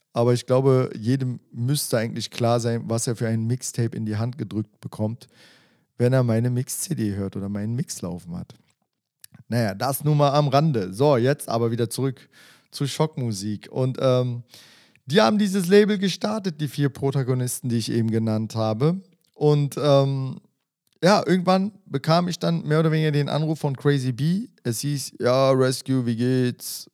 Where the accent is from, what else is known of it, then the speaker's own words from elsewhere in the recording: Berlin, Germany; ich bin in Berlin-Wedding groß geworden